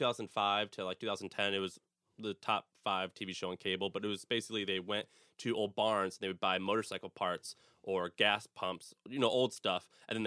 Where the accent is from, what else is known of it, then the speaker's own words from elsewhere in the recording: St. Louis, Missouri, United States; Well, so I'm born and raised in St. Louis, Missouri, and it just was, if you want something, you just have to go out and you start a business.